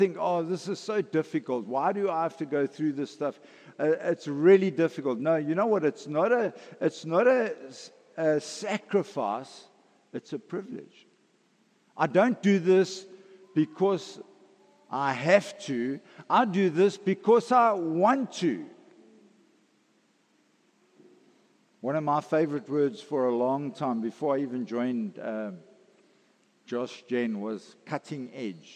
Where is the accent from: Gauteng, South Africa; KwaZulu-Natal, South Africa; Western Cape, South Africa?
KwaZulu-Natal, South Africa; I grew up in Natal